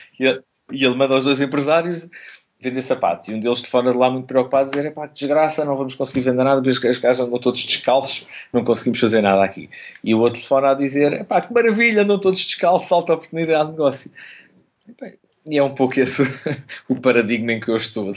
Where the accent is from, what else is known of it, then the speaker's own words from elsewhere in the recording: Lisbon, Portugal; moved away; sendo Lisboeta